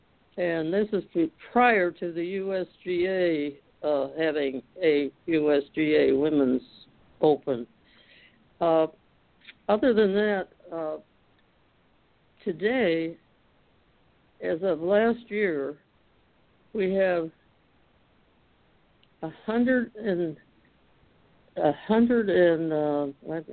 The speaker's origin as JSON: {"language": "English", "town": "Detroit", "region": "Michigan", "country": "United States", "tie": "born or raised there", "said": "I was from Detroit, Michigan, and our family moved to the outer borders of the city in the northwest corner"}